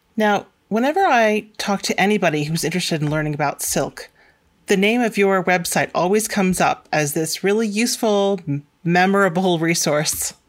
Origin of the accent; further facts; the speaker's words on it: Manchester, Connecticut, United States; where I grew up in Manchester, Connecticut